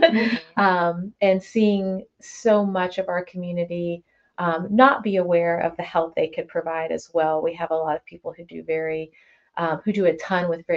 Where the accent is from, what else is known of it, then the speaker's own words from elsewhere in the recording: Oldham County, Kentucky, United States; also born or lived in Milwaukee, Wisconsin / Georgia; moved to Kentucky at 10 years old. So I've been here for 20, 30 years now, so it's been quite a bit. So I consider myself from here